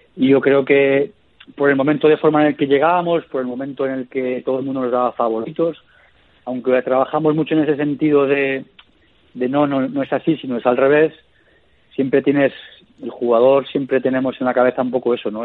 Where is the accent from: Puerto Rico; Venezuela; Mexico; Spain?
Spain; Castellón de la Plana, Valencian Community; yo, de joven, de pequeño, nos, nos fuimos a vivir a Castellón y ahí es donde yo empiezo a jugar a fútbol, en la, en la zona, en la provincia de Castellón